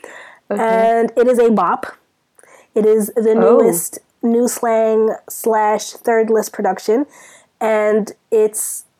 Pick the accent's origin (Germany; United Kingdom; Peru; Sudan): Sudan; now in United States; I'm from Sudan.